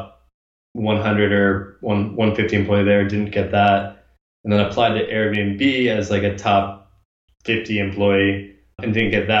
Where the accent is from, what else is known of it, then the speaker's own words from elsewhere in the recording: Bay Area, California, United States; also born or lived in Kansas City / Los Angeles; growing up in the Bay Area